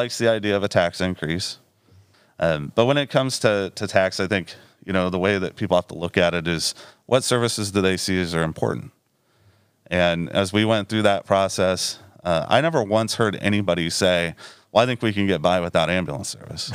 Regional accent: Danville, Iowa, United States; also born or lived in Des Moines, Iowa; now in Mount Pleasant, United States; I was born and raised over in Danville. Uh, so Southeast Iowa is home to me.

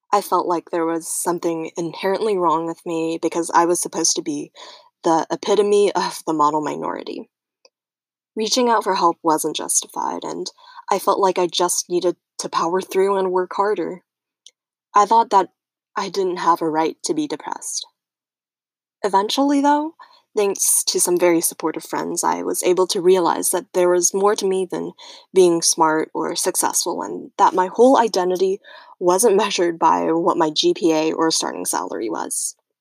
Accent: United States; also born or lived in Taiwan; came to America when I was one

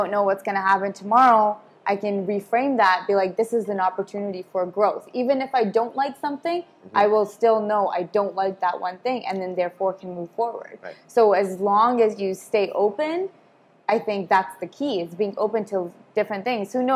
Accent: Abbotsford, British Columbia, Canada; I grew up in Abbotsford, small town vibes

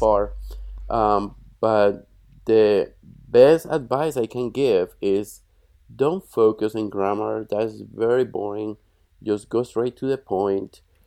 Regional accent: Bogotá, Colombia; moved away as an adult; now in United States; I was born in Bogota, which is the capital

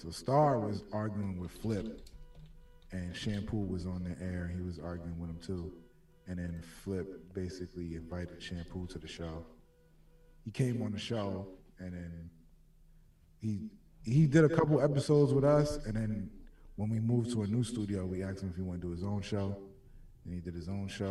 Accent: New York City, New York, United States; also born or lived in Florida; I came here when I was like 2 years old

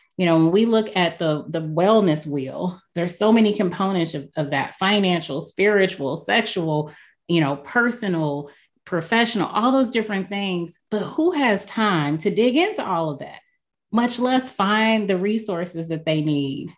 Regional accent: St. Louis, Missouri, United States; I am been born and raised in St. Louis, Missouri

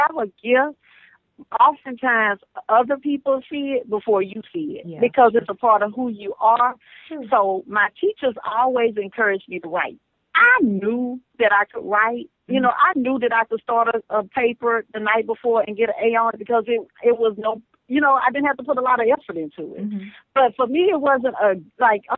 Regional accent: Barnado, Louisiana, United States; I'm from Louisiana, from a little town called Barnado.

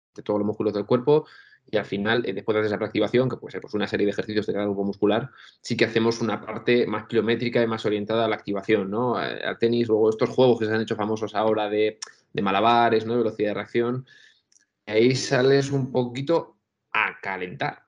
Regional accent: Albacete, Castilla-La Mancha, Spain; moved away as an adult; now in Valencia, Spain; yo tengo la suerte de haber vivido en un colegio mayor aquí en Valencia cuando me vine a estudiar, porque yo soy de Albacete

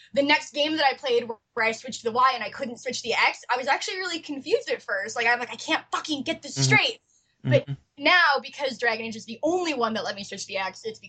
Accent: Chicago, Midwest, United States; accent: Chicago; I'm from the Midwest, so for me, I speak English, American English, and people will tell me like, "Oh, you have such a Chicago accent,"

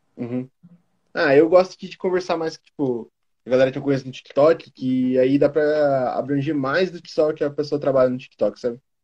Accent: Curitiba, Paraná, Brazil; eu sou de Curitiba

